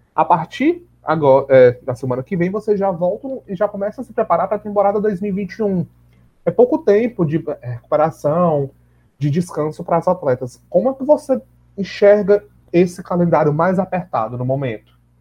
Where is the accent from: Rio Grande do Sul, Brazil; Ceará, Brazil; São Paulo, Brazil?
Ceará, Brazil